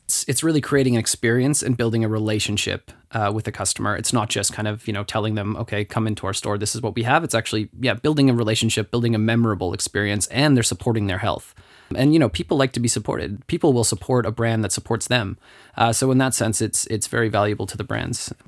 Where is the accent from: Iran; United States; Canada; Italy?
Canada; now in Luxembourg; I'm Canadian and, and talking to my friends back in Canada